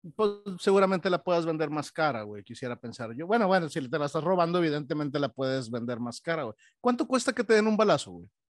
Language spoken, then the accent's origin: Spanish; Monterrey, Nuevo León, Mexico; now in Texas, United States; como buen regiomontano, güey, y como buen mexicano